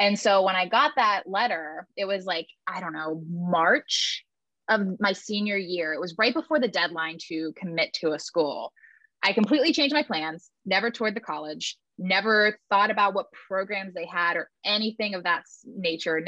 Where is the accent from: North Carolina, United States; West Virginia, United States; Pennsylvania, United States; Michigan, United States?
West Virginia, United States; where I grew up in West Virginia